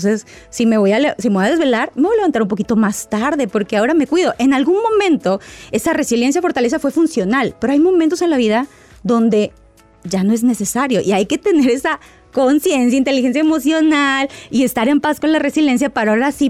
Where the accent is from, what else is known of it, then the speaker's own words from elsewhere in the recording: Guadalajara, Jalisco, Mexico; now in Seattle, United States; Hola doctor, lo saluda … desde Seattle, Washington, pero soy de Guadalajara, Jalisco.